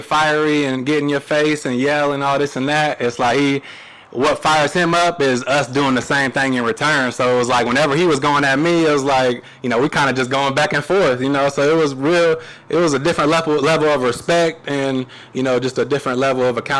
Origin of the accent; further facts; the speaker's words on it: Kokomo, Indiana, United States; I'm born and raised in Kokomo, but I was kind of out in the county